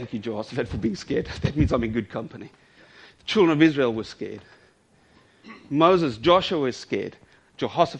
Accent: South Africa; I'm South African

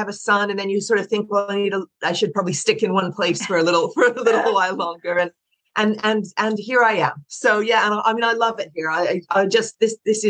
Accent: Canada; moved away as an adult; also born or lived in Prague, Czech Republic; now in London, United Kingdom; I'm from Canada originally, and I worked in banks there.

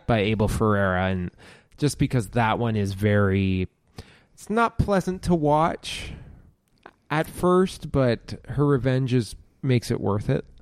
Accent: Ontario, Canada; I grew up in Ontario, in Canada

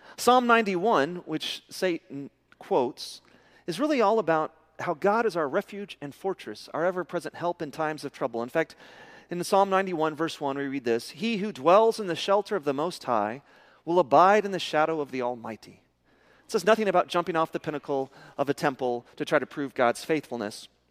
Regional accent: Midland, Texas, United States; I'm from Midland

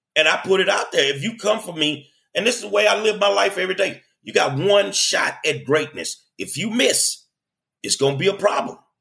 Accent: Houston, Texas, United States; I'm a lifelong Houstonian, man. I I grew up here

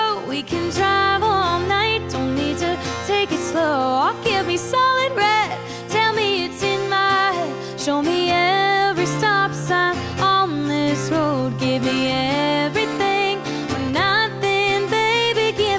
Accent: Charleston, South Carolina, United States; I am coming to y'all from my hometown, Charleston, South Carolina, right now.

